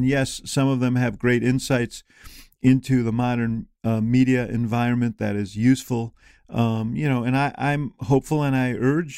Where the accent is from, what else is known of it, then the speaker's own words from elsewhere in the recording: Illinois, United States; What about someone like Adam Kinzinger from my home state of Illinois?